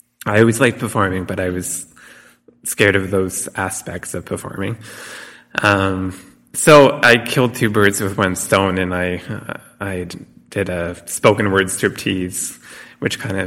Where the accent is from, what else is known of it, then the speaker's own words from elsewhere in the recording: Ontario, Canada; now in Saskatoon, Canada; I'm originally from Ontario.